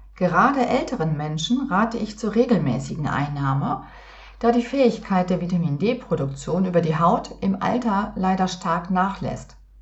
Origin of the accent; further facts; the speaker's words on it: Northern Germany, Germany; seit meiner Kindheit in Norddeutschland